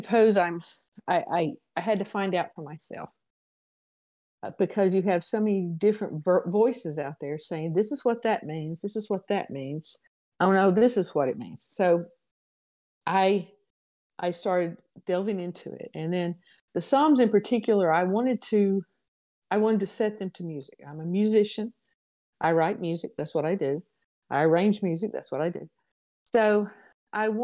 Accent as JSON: {"language": "English", "region": "Alabama", "country": "United States", "said": "I'm from Alabama, and probably people who would postulate that I have yet to speak English"}